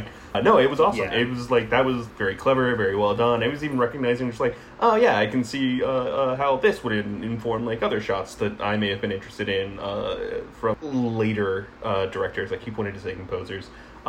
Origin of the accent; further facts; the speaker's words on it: New Zealand; Or I just fucking hate the Aussies. I'm from New Zealand, and I can't goddamn stand the Aussies.